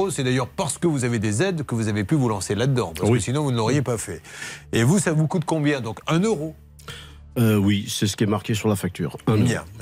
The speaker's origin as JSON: {"language": "French", "town": "Vichy", "region": "Auvergne-Rhône-Alpes", "country": "France", "said": "je viens de Vichy."}